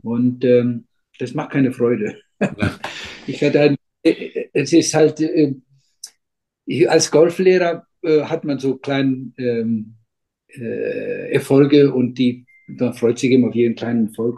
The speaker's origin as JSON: {"language": "German", "country": "Iceland", "tie": "born or raised there", "also_born_or_lived": "Berlin, Germany", "second_language": "German", "said": "ich bin aufgewachsen, ähm, äh, wir sind hier alle aufgewachsen am Meer"}